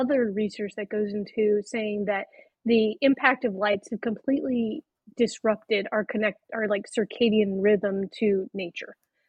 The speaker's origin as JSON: {"language": "English", "region": "Arizona", "country": "United States", "tie": "born or raised there", "moved": "as an adult", "said": "I'm from Arizona originally"}